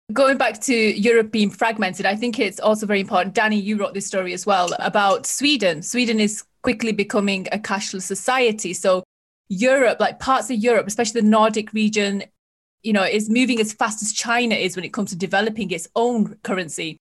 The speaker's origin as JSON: {"language": "English", "country": "United Kingdom", "said": "I'm speaking as a Brit"}